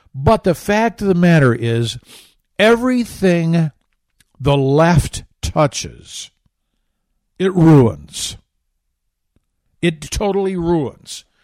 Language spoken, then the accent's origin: English; Grand Rapids, Michigan, United States; I grew up about fifteen, eighteen miles to the east of Grand Rapids